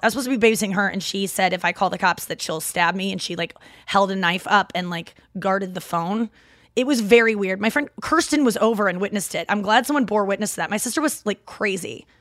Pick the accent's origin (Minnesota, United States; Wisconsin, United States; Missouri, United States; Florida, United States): Missouri, United States; St. Louis; accent: Midwest; some people that are not Saint Louisans have said that my Midwest accent is kicking right now